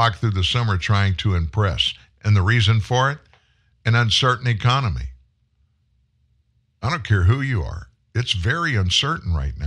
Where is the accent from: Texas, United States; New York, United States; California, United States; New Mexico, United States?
Texas, United States; Pasadena; now in Shreveport, United States; I was born in Pasadena, Texas. It's a Houston suburb